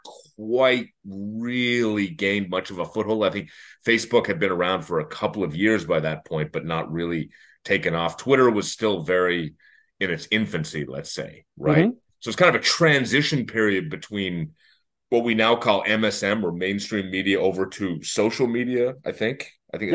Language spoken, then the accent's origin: English; Canada; I'm Canadian